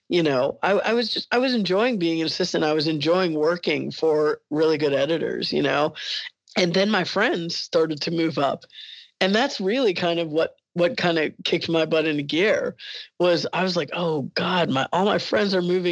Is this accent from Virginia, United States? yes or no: no; Alabama, United States; I went to high school in Alabama